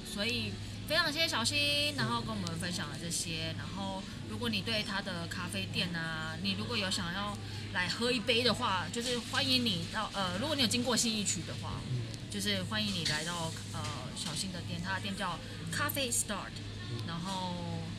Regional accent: Kaohsiung, Taiwan; now in Taipei, Taiwan; 我以前住的地方就是现在很热闹的那个瑞丰夜市附近哦。对，我以前小时候就在那边长大，就是国贸社区啊

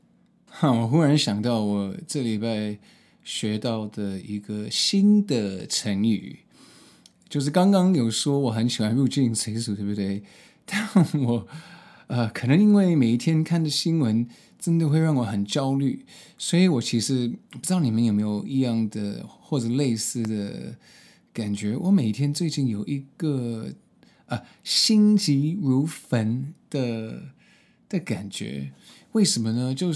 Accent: Hong Kong; also born or lived in United States; now in Taiwan; 所以我在什么美国的东岸出生。呃，然后在美国的中部读大学，后来搬到洛杉矶找工作，所以这些三个很不同的呃环境都有呃经验，呃，然后呃，在小我我我我小时候在香港呃去高中，呃，然后现在在台湾

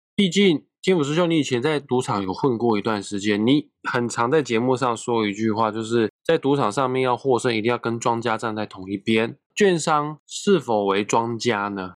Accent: Taiwan; 我身为土生土长在台湾长大的人

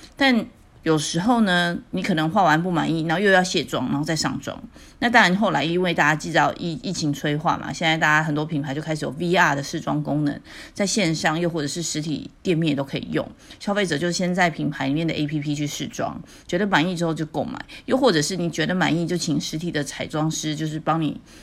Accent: Taiwan; 我们台湾人可能知道

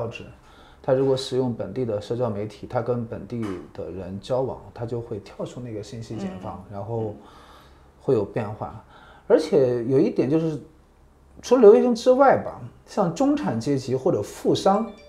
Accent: China; now in Japan; 我是中国人

